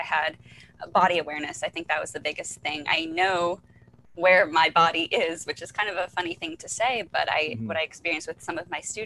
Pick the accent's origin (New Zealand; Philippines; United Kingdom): Philippines; as a Filipino